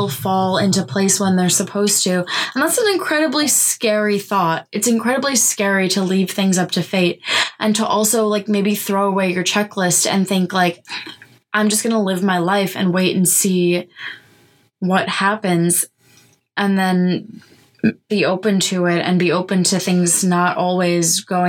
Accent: New York, United States; we are from New York

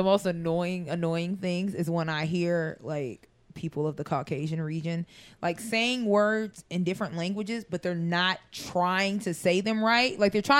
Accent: United States; I'm from America. Like, right. I'm from, we probably were neighbors. Like, I'm not exotic.

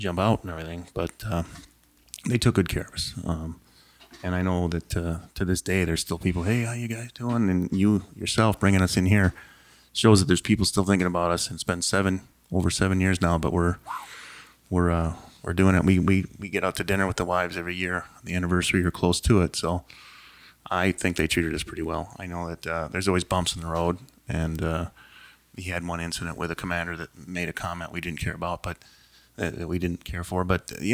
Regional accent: Hastings, Minnesota, United States; I grew up in Hastings

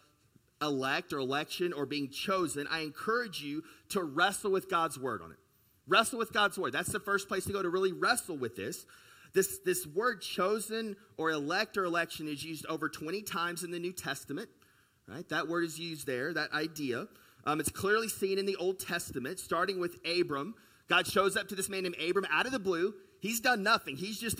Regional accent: United States; also born or lived in China; we grew up in the United States and even in the West in a very individualistic country

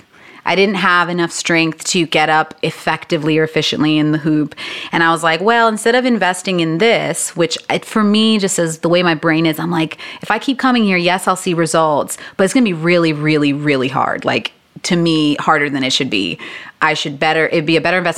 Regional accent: Boston, Massachusetts, United States; I was born in Boston and I'm first generation American. So my parents are from the Dominican Republic and we lived in the city.

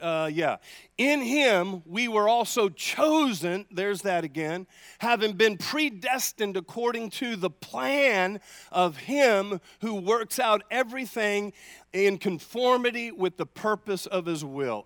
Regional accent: United States; I'm an American

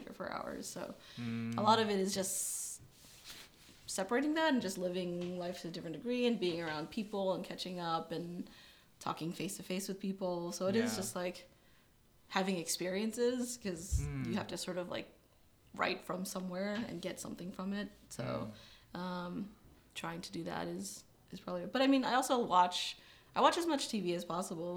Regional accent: Milpitas, California, United States; moved away as an adult; now in Los Angeles, United States; Born and raised in the Bay Area, Milpitas

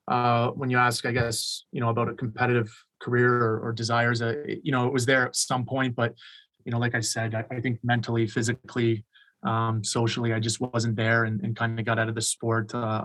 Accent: small town Ontario, Canada; born or raised there; moved away as an adult; also born or lived in Amherst, Nova Scotia; now in Beijing, China

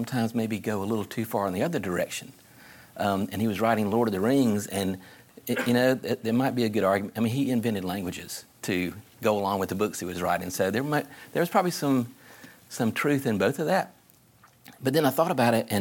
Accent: South Carolina, United States; I'm from South Carolina

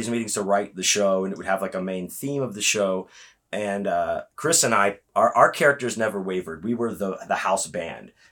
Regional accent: Houston, Texas, United States

